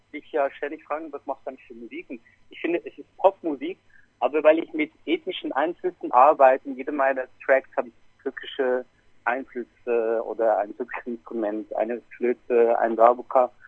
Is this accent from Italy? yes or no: no; Switzerland; ich bin in der Schweiz sozialisiert und aufgewachsen